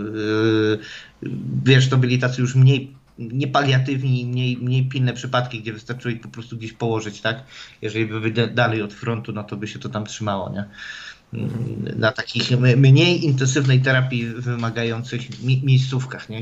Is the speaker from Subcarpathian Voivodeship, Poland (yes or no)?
no; Silesian Voivodeship, Poland; moved away; u mnie na Śląsku